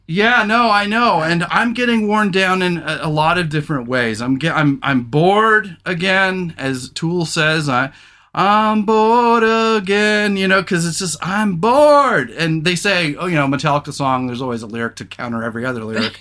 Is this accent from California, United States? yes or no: yes; Redding, California, United States; also born or lived in Surf Central (coastal area); When I moved, for the first time, we moved to this kind of bohunk town called Redding, California